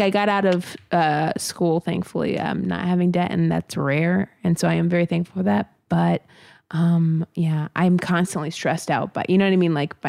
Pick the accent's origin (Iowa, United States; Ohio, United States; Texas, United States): Ohio, United States